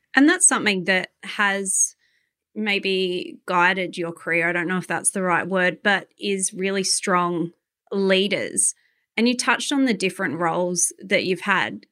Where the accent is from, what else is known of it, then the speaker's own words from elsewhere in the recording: Adelaide, South Australia, Australia; I'm from Adelaide